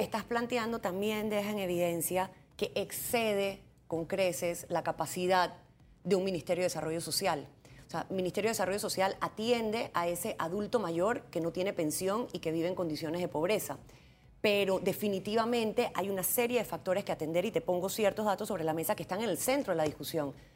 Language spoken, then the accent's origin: Spanish; Panama; como panameña